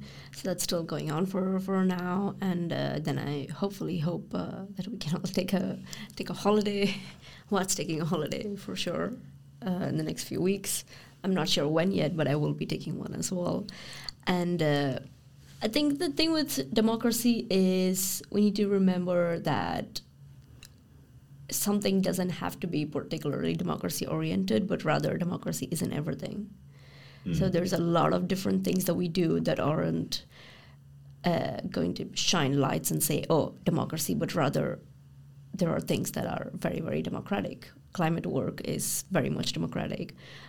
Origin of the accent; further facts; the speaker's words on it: Brussels, Belgium; growing up in Brussels with expat parents who are more or less around these sectors, I went to the parliament or to the council